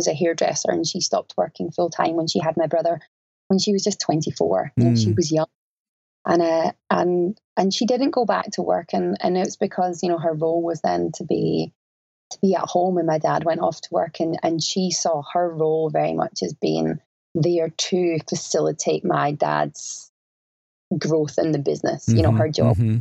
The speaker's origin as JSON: {"language": "English", "region": "Scotland", "country": "United Kingdom", "tie": "born or raised there", "moved": "as an adult", "lives_now": "Australia", "said": "Growing up in Scotland in that time"}